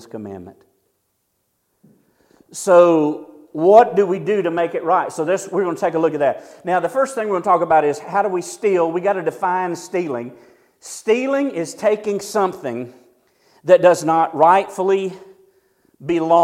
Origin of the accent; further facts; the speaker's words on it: near Sandy Springs, Georgia, United States; now in Ash Flat, United States; as a little kid, we had a McDonald's that was like 30 minutes away. It was in Sandy Springs